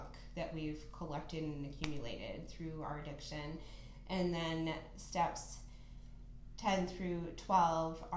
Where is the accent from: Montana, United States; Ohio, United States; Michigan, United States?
Ohio, United States; Perrysburg; I actually grew up in Perrysburg